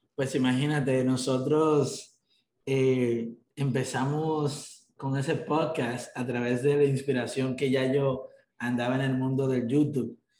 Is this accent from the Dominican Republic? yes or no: yes; Dominican Republic; 24 años de edad también, pero soy dominicano